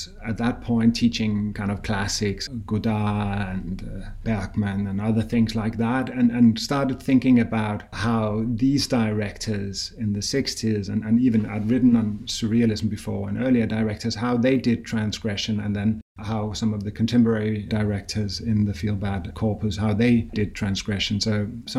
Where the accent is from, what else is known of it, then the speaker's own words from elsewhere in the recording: Copenhagen, Capital Region of Denmark, Denmark; moved away as an adult; also born or lived in Paris, France; now in Oxford, United Kingdom; I'm from Copenhagen, so I'm Danish.